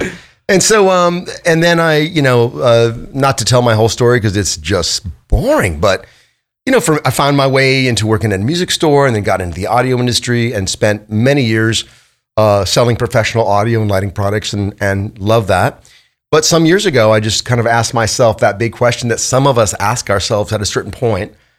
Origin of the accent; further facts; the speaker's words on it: Los Angeles, California, United States; I grew up in Van Nuys, California